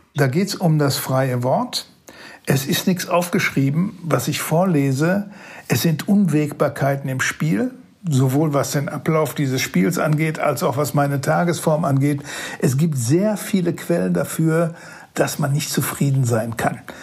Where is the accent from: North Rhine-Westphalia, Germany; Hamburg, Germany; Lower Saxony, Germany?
North Rhine-Westphalia, Germany; Datteln; Ich komme hier aus Datteln, das ist das Venedig des Ruhrgebiets